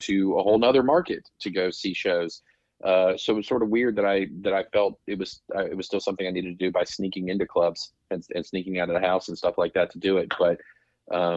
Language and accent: English; Roanoke, Virginia, United States; moved away; when I grew up in Roanoke